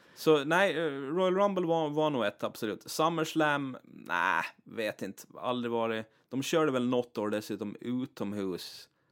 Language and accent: Swedish; Åland Islands; inbiten ålänning